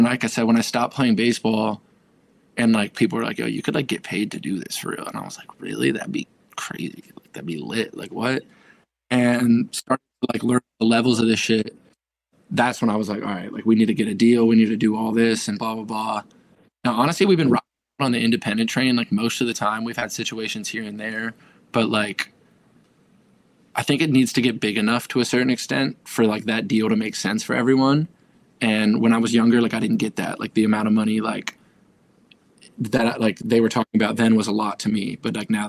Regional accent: Fairfax County, Northern Virginia, United States; moved away as an adult; also born or lived in Dallas, Texas / Cincinnati, Ohio; now in Los Angeles, United States; I grew up in Fairfax County, which is like, it's like 30 minutes south of DC

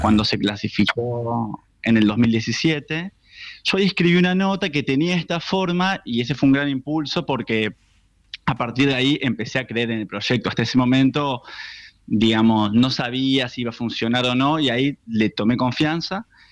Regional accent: Buenos Aires, Argentina; los argentinos

